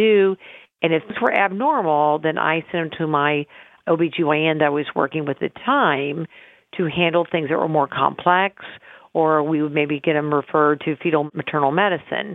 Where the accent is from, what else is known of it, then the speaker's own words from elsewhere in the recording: Carthage, Illinois, United States; also born or lived in Pennsylvania; my goal was to come back to my hometown and deliver babies and give women's health care